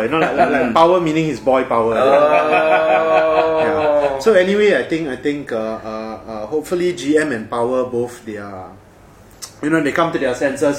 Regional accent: Singapore; We are Singaporean. This is home truly.

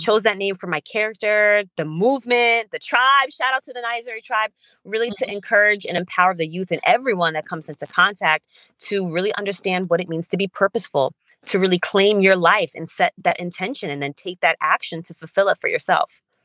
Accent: Stamford, Connecticut, United States; English is a second language; also born or lived in Berlin, Germany / Uganda; And I grew up in Stamford, Connecticut from the age of six. And growing up I was an ESL student.

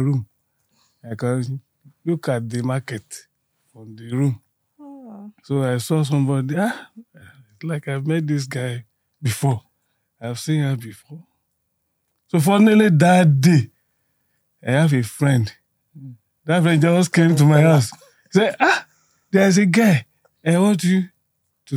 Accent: Oyo, Nigeria; I'm from Oyo.

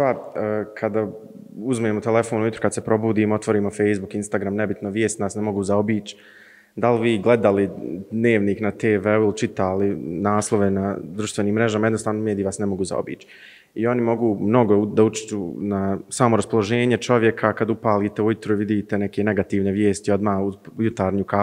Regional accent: Zenica, Federation of Bosnia and Herzegovina, Bosnia & Herzegovina; imam 20 godina, dolazim iz Zenice.

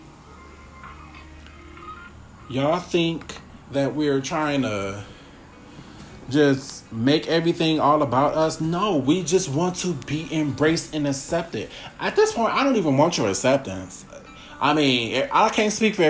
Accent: Milwaukee, Wisconsin, United States; I'm from Milwaukee, which is very racially divided

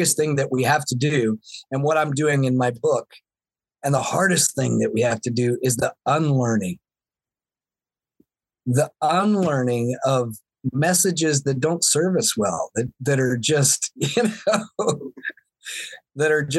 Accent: the South, United States; Yeah, I mean, growing up in the Bible Belt in the South, there was a lot of messages that were very, very, you know, very old-fashioned, very traditional

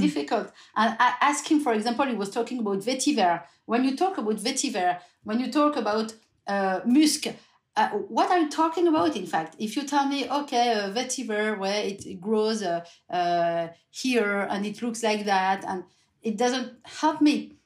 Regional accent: France; English is a second language; also born or lived in Burgundy; we're coming from the French countryside, Hugo and I, not the same part, but we are people from the countryside

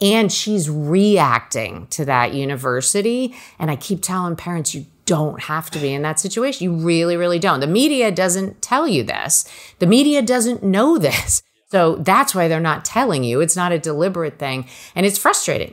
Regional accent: New Jersey, United States; I grew up in Jersey, so four hours from Cornell

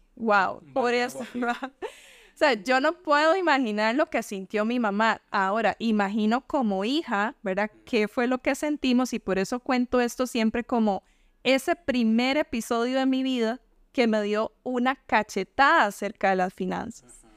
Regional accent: Limón, Costa Rica; moved away; yo quisiera salir de limón. Y por eso siempre me vas a escuchar hablando de limón, porque, o sea, de verdad, yo amo mi pueblo

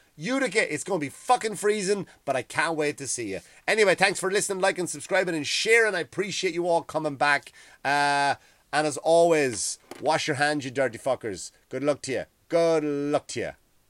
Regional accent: Ireland; moved away as an adult; now in United States; I used to grow up kind of, like, hating England because I was told to, right? You were told to hate England because what they did to Ireland.

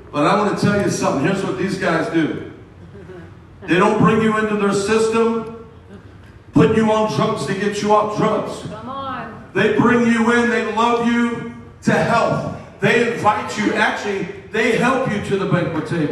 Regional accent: Miami, Florida, United States; moved away as an adult; now in Minnesota, United States; I'm from Miami, Florida.

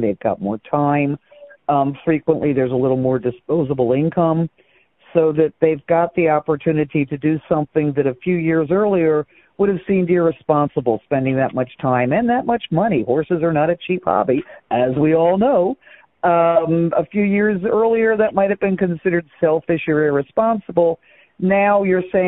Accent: Baltimore, Maryland, United States; moved away as an adult; also born or lived in Louisville, Kentucky / New Mexico / England; now in Eastern Shore, Maryland, United States; I grew up in downtown Baltimore where there were no horses

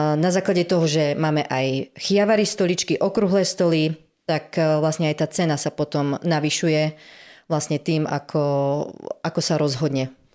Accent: Námestovo, Žilina Region, Slovakia; Som z námestova

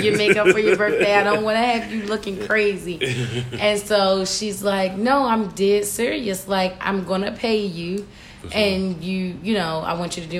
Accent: Baltimore, Maryland, United States; I am from Baltimore, Maryland, born and raised in Sedonia

